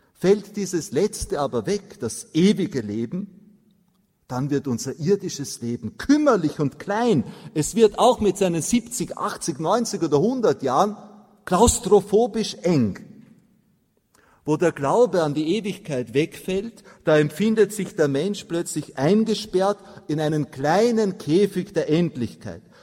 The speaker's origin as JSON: {"language": "German", "country": "Austria", "said": "bei uns in Mariazell in den steirischen Alpen"}